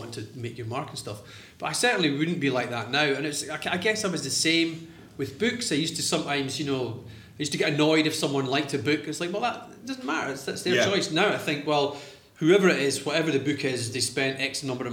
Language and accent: English; Arbroath, Scotland, United Kingdom; I grew up in Arbroath